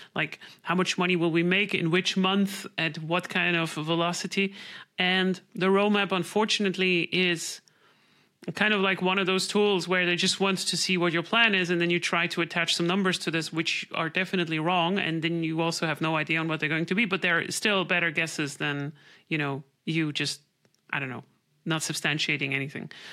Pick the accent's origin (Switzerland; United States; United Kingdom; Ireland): Switzerland; I'm from Switzerland